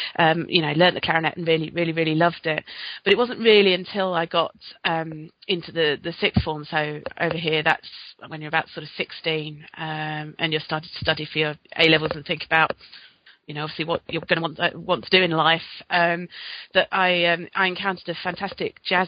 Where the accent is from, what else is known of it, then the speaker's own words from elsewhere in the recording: London, United Kingdom; Well, I'm from South London, born in South London, about 10 miles outside the capital